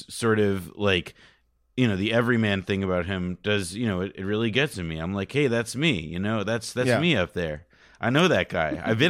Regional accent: Montclair, New Jersey, United States; I love it. It's close to home, literally. I am from Montclair, New Jersey, where a lot of the show is shot, including scenes from this episode.

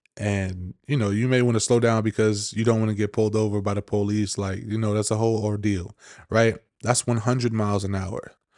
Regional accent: New York, United States; I'm from New York

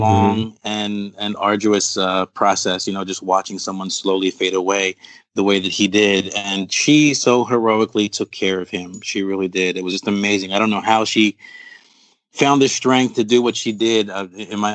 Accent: Philadelphia, Pennsylvania, United States; also born or lived in Brooklyn, New York / Puerto Rico; My family's from Puerto Rico. I was born in Brooklyn, New York, and raised in Philadelphia, Pennsylvania

